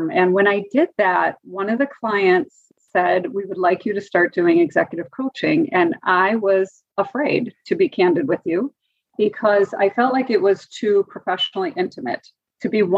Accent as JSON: {"language": "English", "region": "Wisconsin", "country": "United States", "tie": "born or raised there", "also_born_or_lived": "Oklahoma / Atlanta", "said": "led me back to Wisconsin, my home state"}